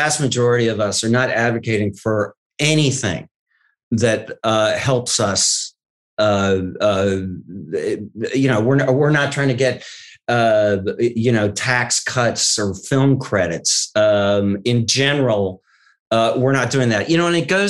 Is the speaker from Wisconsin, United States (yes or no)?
yes; Wisconsin, United States; I'm from Wisconsin